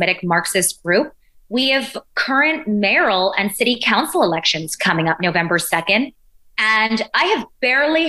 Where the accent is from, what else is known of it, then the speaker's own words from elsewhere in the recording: New York City, New York, United States; as a New Yorker, as an American, as a Jew, as a Jewish mother